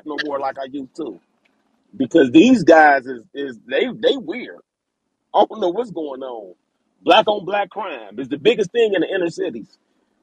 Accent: Cincinnati, Ohio, United States; I'm from Cincinnati, Ohio

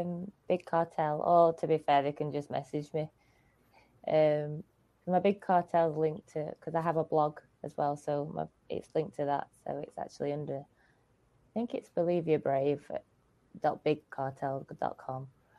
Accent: Sheffield, Yorkshire and the Humber, United Kingdom; I am from Sheffield, which is in Yorkshire.

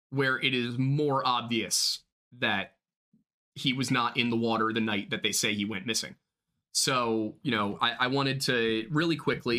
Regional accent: Delaware County, Pennsylvania, United States; I grew up on the Delaware County line with Radnor right there

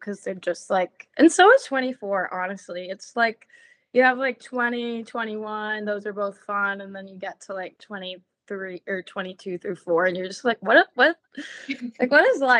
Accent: Memphis, Tennessee, United States; now in Nashville, United States; I go by she, her. I am from Memphis, Tennessee. I currently live in Nashville.

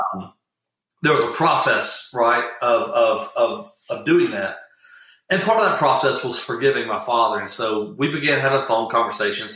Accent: Atlanta, South Georgia, United States; we moved from South Georgia, little small town in South Georgia, to Atlanta, Georgia

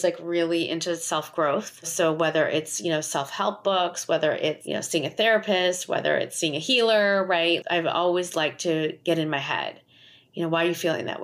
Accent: Schaumburg, Illinois, United States; I grew up in Schaumburg, Illinois

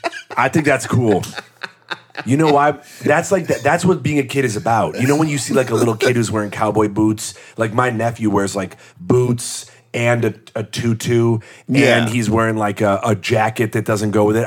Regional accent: Midwest, United States; I mean, I really loved growing up in the Midwest because I think we had great schools

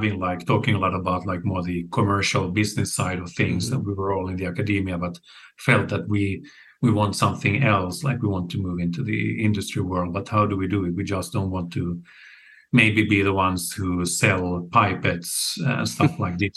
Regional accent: Finland; moved away as an adult; also born or lived in Stockholm, Sweden; now in Sweden; I'm originally from Finland, and then I moved to Sweden about 20 years ago.

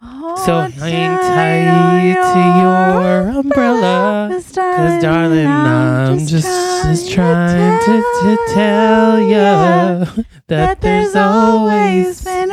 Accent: New York, United States; Sorry, I'm from New York.

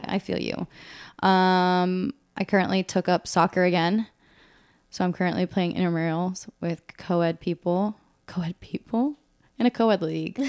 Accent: Northern Virginia, United States; also born or lived in Monterey, California; grew up also here in the Nova area.

